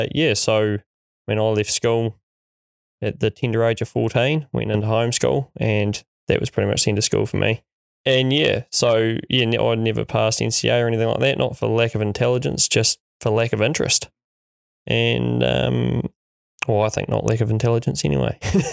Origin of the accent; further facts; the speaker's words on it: North Island, New Zealand; now in Central Otago, New Zealand; I grew up in the North Island, one or two of all places. And although grandparents had a sheep and beef farm just down the road up until the age of seven, I guess I wouldn't say I was a farming background.